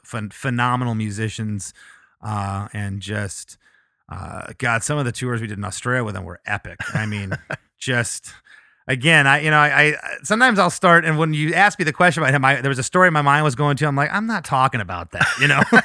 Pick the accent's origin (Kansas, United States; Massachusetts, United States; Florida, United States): Florida, United States; also born or lived in Michigan; we moved to Florida when I was six.